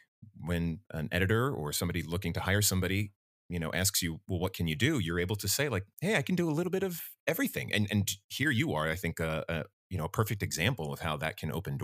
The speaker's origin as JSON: {"language": "English", "region": "New Jersey", "country": "United States", "tie": "born or raised there", "said": "I grew up in South Jersey. You know, I've spent really my whole life here in this area."}